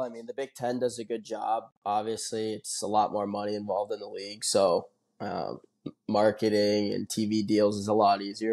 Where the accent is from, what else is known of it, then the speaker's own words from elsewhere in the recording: Toledo, Ohio, United States; I'm from Ohio, um, born and raised in Toledo